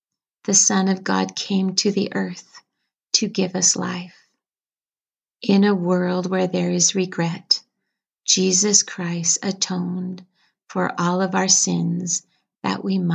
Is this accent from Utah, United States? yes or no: yes; Bear River City, Utah, United States; When I was a child growing up in Bear River City